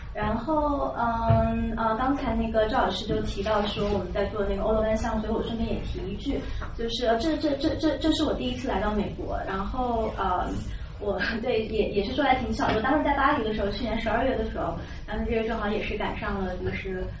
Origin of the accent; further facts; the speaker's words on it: China; 作为一个中国人